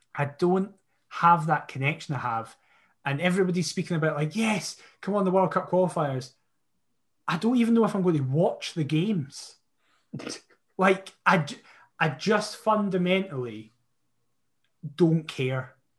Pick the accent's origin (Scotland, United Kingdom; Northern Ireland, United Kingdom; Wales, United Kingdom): Scotland, United Kingdom; I love being Scottish. I am Scottish, not British